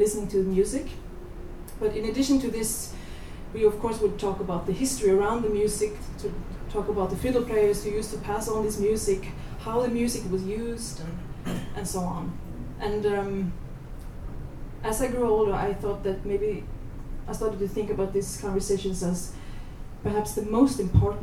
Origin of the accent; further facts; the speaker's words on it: Hardanger fjord, Vestland, Norway; I grew up in the Hardanger fjord, where many of the best Hardanger fiddlers live